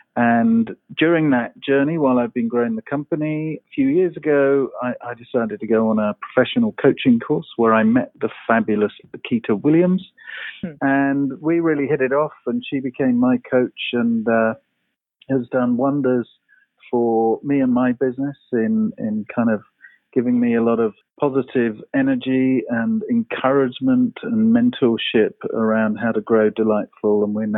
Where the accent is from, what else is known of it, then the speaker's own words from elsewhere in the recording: London, United Kingdom; moved away as an adult; now in Seattle, United States; I'm actually from England, London, England, but I've been a transplant here for about 7 years.